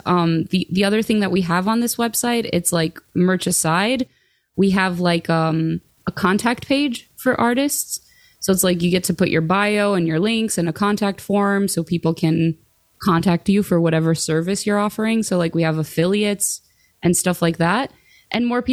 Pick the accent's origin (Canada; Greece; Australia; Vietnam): Greece; moved away; I grew up in Greece